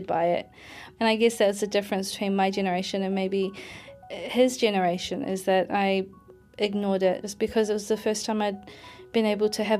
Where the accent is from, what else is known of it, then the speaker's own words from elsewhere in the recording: New Zealand; I've been brought up as a Kiwi